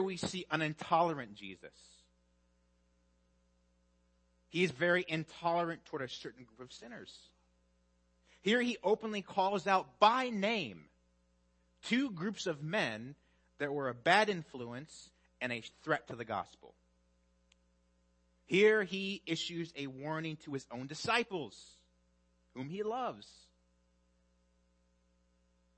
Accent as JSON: {"language": "English", "region": "Midwest", "country": "United States", "moved": "yes", "said": "I'm from the Midwest"}